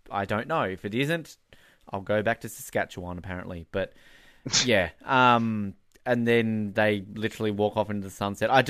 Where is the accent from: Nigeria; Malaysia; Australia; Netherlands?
Australia; now in Canada; I'm Australian